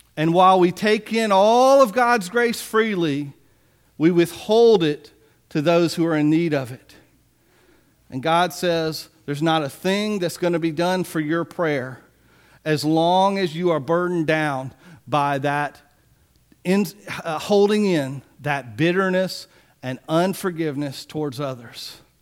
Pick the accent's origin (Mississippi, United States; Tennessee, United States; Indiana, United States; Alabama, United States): Mississippi, United States; Biloxi; I remember as a child growing up in Biloxi